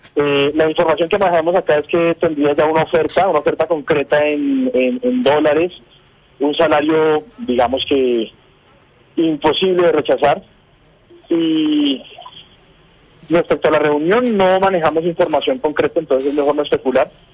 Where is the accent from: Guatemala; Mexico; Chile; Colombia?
Colombia; como periodista y como colombiano